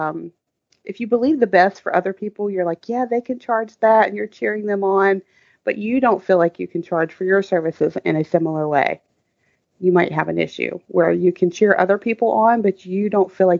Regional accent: the South, United States; I grew up in the South

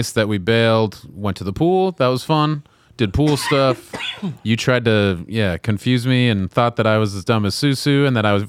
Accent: Colorado, United States; I'm from Colorado.

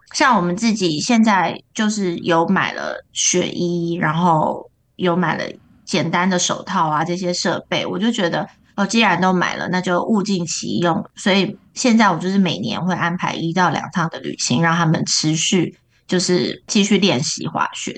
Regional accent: Taiwan; 因为他可能知道我是台湾人，所以就连续安排两个台湾教练给我

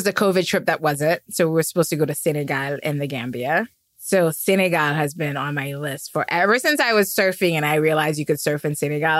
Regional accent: New York City, New York, United States; I'm a New Yorker

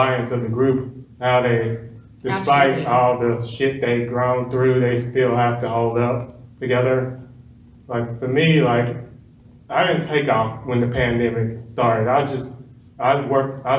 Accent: Tulsa, Oklahoma, United States; I'm from Tulsa, Oklahoma.

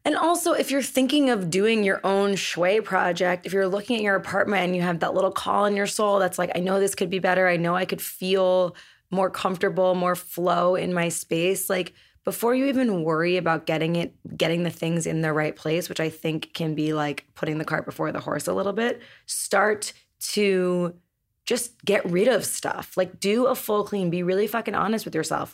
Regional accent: New York City, New York, United States; moved away; we're going back to my hometown

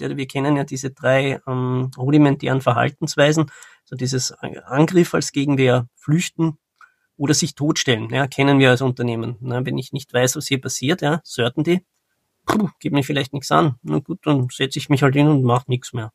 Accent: Austria; Ich bin ähm, aus Österreich

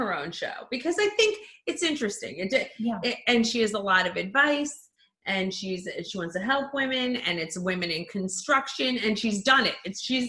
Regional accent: Mahopac, New York, United States; moved away as an adult; now in New Jersey, United States; I was born in New Jersey. I grew up in Mayapack, New York.

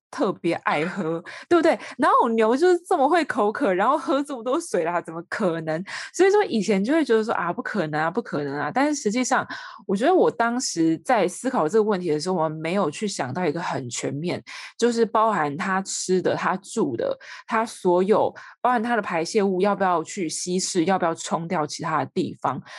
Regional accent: Taiwan; 身为台湾人

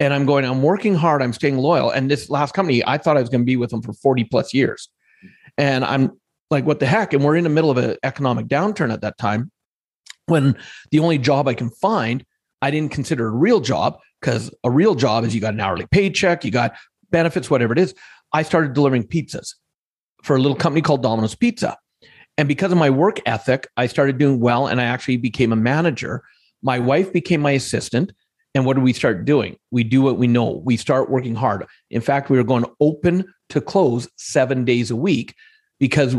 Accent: Alberta, Canada; growing up here where I grew up in Alberta for most of my life

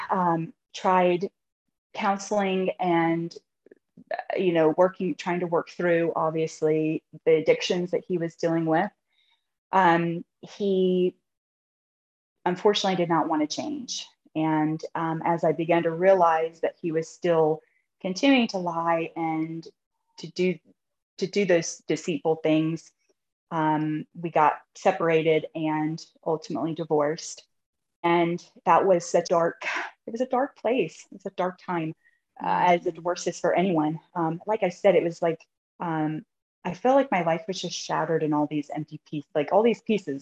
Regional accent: South Carolina, United States; moved away as an adult; now in Maryland, United States; I'm originally from South Carolina, but I'm currently living in Maryland.

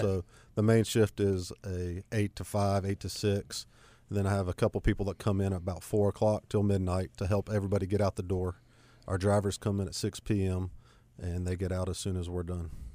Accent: Gastonia, North Carolina, United States; also born or lived in Cramerton, North Carolina; born and raised in Gastonia. Uh, didn't get very far living in Cramerton now.

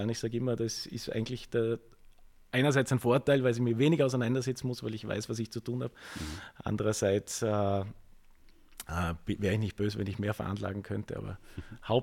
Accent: Vorarlberg, Austria; Ich bin in Vorarlberg geboren und insofern ist, ist, ist, ist, ist das meine Heimat.

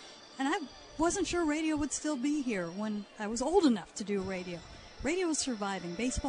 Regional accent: outside of Chicago, Illinois, United States; I grew up outside of Chicago about 2 hours

